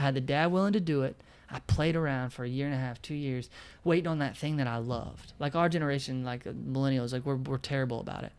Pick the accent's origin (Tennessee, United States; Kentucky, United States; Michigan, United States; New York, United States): Kentucky, United States; Bowling Green; also born or lived in Florida / Nashville; born and raised in Bowling Green, Kentucky